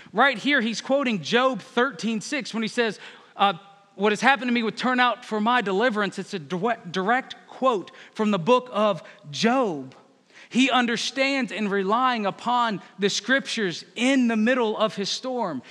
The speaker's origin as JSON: {"language": "English", "region": "Northern Virginia", "country": "United States", "moved": "as an adult", "said": "I'm from Northern Virginia"}